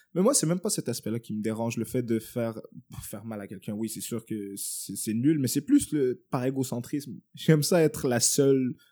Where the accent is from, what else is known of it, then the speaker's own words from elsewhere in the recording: Montreal, Quebec, Canada; j'ai grandi à Montréal-Nord et tout, euh, un hood